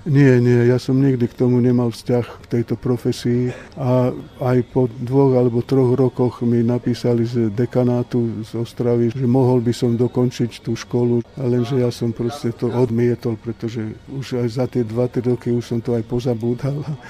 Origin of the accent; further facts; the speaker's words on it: Košice, Košice Region, Slovakia; also born or lived in Žilina; ja ako Žilinčan som začal v Košiciach chodiť do školy a 13 rokov som strávil v Košiciach, takže som tam vyrástol a detstvo som tam strávil.